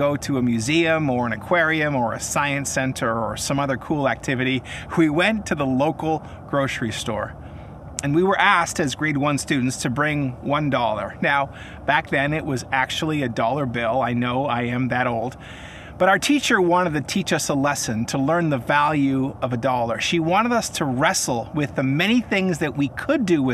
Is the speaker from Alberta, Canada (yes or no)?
no; Kelowna, British Columbia, Canada; I am coming to you from one of my favorite lookouts in my hometown of Kelowna, British Columbia